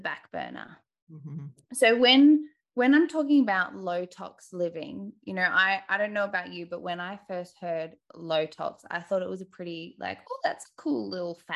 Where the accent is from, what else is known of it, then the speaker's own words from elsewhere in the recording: Australia; accent: Bogan; I'm from Australia, hence the Bogan accent.